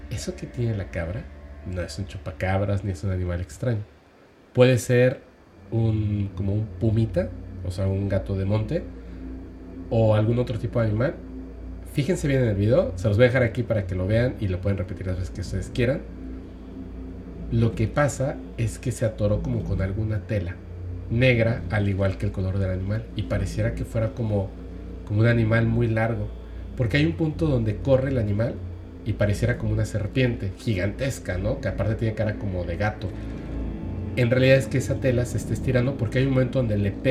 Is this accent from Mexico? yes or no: no; Ecuador; Soy una persona de Ecuador, saludos a este Ecuador.